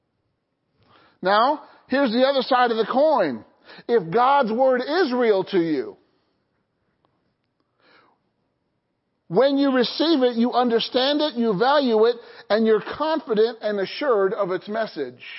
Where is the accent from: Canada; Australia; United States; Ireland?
United States; Illinois; I grew up in Illinois